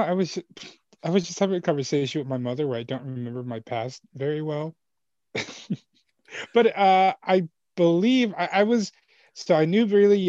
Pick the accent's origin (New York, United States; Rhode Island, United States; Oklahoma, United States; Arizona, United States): New York, United States; Hempstead; also born or lived in El Salvador / Texas / Florida; I was born in El Salvador. and I came to this country when I was three. And my parents, I've always lived... I was raised rather on Long Island, mm-hmm. in Hempstead, Long Island. I've lived elsewhere for like months at a time. Like I lived in Texas for a little bit and I live in Florida for a little bit, but I've never left New York City.